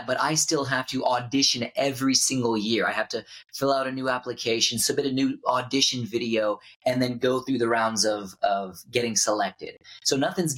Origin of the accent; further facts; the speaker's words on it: Houston, Texas, United States; I grew up in Houston, Texas